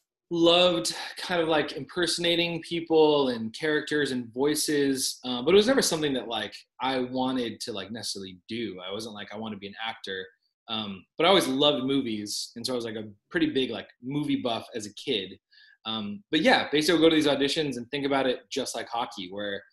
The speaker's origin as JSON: {"language": "English", "town": "La Palma", "region": "California", "country": "United States", "tie": "born or raised there", "also_born_or_lived": "Huntington Beach, California / Santa Barbara, California", "moved": "as an adult", "lives_now": "Colorado, United States", "said": "I grew up in Orange County. Yeah. Small city called La Palma"}